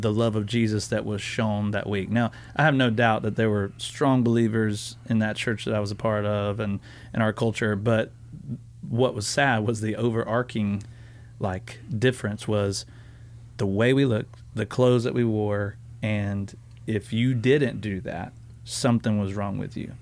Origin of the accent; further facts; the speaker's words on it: the South, United States; I grew up in the South